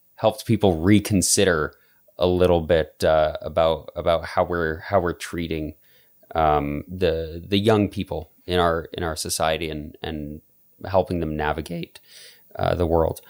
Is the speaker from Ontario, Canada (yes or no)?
no; Calgary, Alberta, Canada; I remember, like, growing up in Calgary